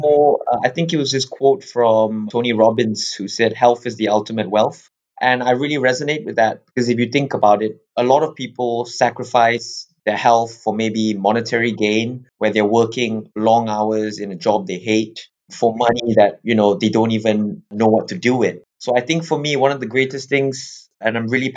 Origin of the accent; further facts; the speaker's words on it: Malaysia; moved away as an adult; now in England; I'm originally from Malaysia, and I came over to England back in 2011.